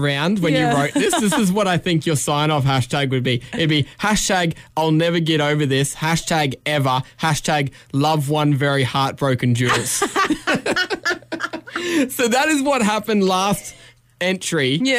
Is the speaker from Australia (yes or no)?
yes; Brisbane, Queensland, Australia; I'm from Brisbane.